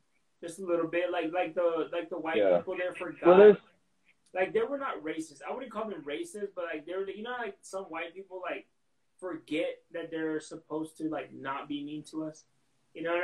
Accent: Texas, United States; now in Arizona, United States; I'm glad I didn't live in those tiny ass towns. I grew up in a few of them, but I never experienced racism in Texas

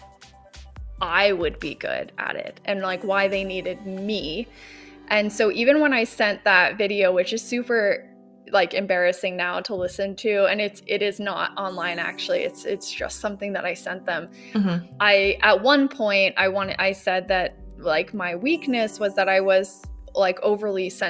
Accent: Florida, United States; moved away as an adult; now in Stockholm, Sweden; I grew up in Florida

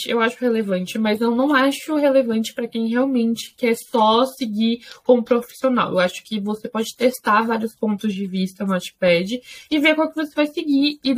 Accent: Brazil; Eu sou brasileira

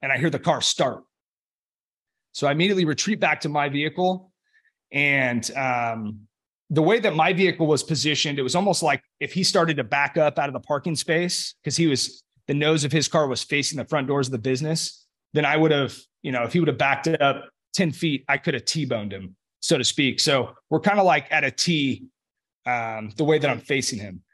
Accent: Los Molinos, California, United States; I grew up in Northern California, um, about twenty minutes north of Sacramento in a community called Los Molinas

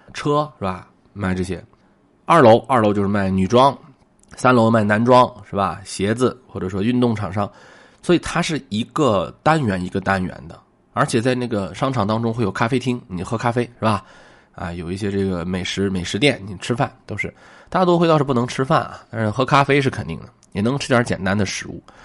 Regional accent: Shanxi, China; 我是一个山西人啊

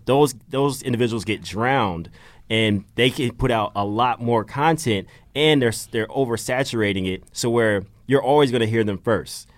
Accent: Georgia, United States; moved away as an adult; now in Philadelphia, United States; I'm new to Philly. I'm from Georgia

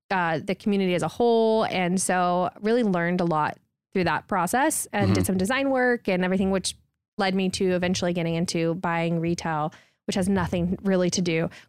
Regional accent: Houston, Texas, United States; also born or lived in Baton Rouge, United States; So I'm from Houston, Texas, born and raised. I left for a hot second, lived in Baton Rouge, Louisiana.

